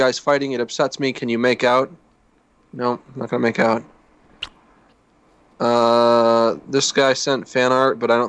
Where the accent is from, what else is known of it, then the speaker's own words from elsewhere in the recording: United States; I'm glad that I was born in America.